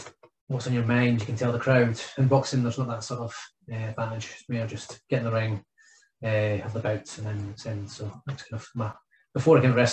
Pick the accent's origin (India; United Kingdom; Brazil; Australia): United Kingdom; Fife, Scotland; being from the area from when I grew up in Fife